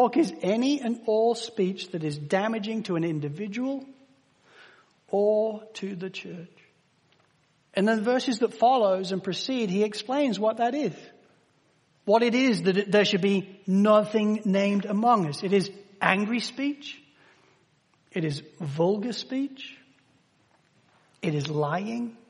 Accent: Spalding, East Midlands, United Kingdom; moved away; growing up in Spalding in Lincolnshire in the United Kingdom

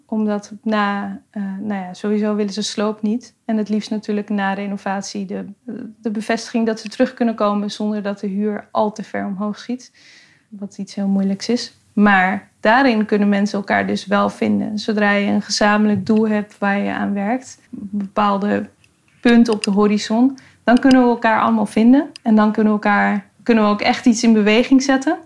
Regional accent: Amsterdam, North Holland, Netherlands; Ik ben geboren en getogen in Noord

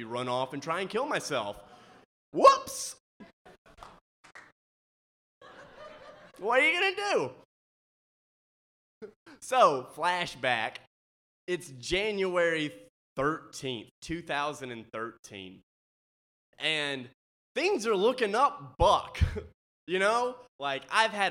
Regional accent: Mississippi, United States; I'm from Mississippi.

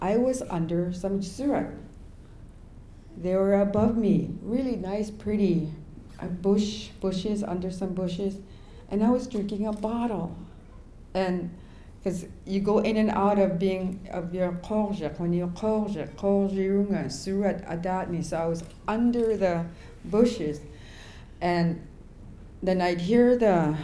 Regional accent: King Island community, Alaska, United States; I grew up in the King Island community

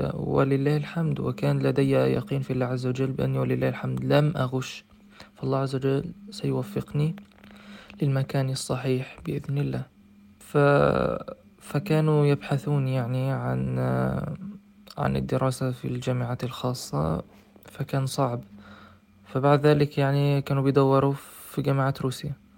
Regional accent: Egypt; moved away as an adult; also born or lived in Russia; شخصا من مدينتي التي في مصر

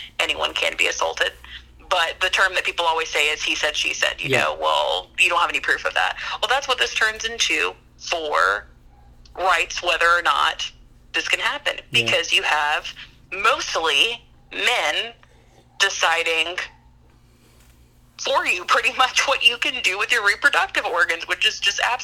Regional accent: Louisiana, United States; we're from Louisiana

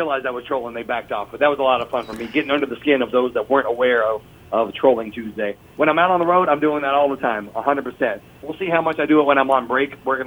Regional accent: Lexington, Kentucky, United States; he is from my hometown

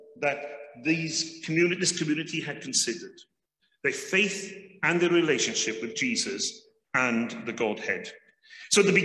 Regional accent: Wales, United Kingdom; as a Welshman

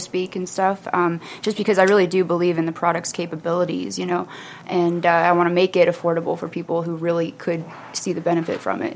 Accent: Florida, United States; moved away as an adult; now in Wellington, United States; I'm from Florida originally

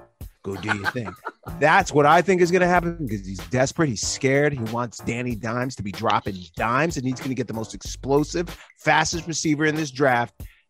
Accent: New York City, New York, United States; I was born in Queens. Period. That's why I'm a Met fan. I lived in right next to Shea, Lefrak City.

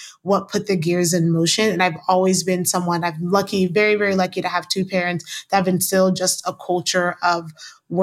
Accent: Kansas City, Missouri, United States; also born or lived in overseas (birthplace); now in Washington DC, United States; I was born overseas, but I grew up in Kansas City

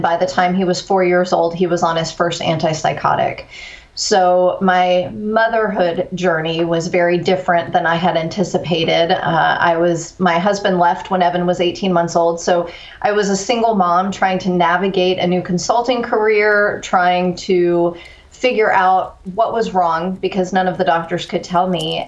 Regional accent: Corpus Christi, Texas, United States; also born or lived in East Coast; moved to Corpus Christi, Texas in the fourth grade, uh, graduated high school

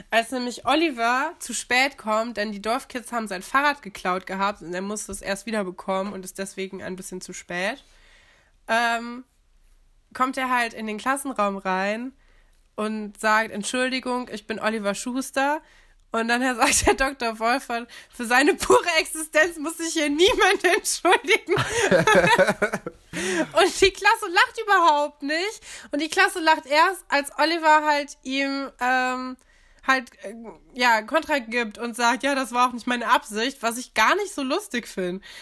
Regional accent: Aachen, North Rhine-Westphalia, Germany; Wir kommen ja aus Aachen und äh, Karl der Große war auch Karolinger.

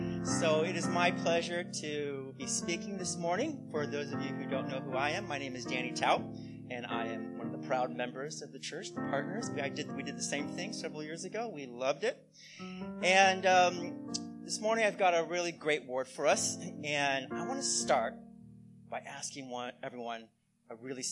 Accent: United States; Well, I'm Chinese American, and in Chinese culture, eating good food is really important.

